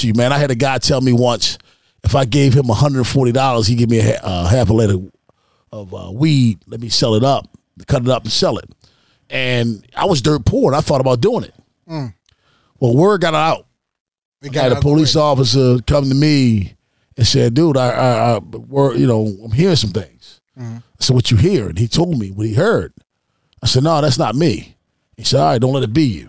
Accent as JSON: {"language": "English", "town": "Baltimore", "region": "Maryland", "country": "United States", "tie": "born or raised there", "also_born_or_lived": "South Carolina", "said": "I'm born and raised in Baltimore"}